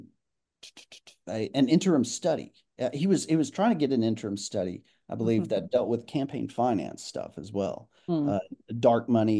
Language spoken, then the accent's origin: English; Quinton, Oklahoma, United States; also born or lived in Clayton, Oklahoma; graduated high school from Quinton, Oklahoma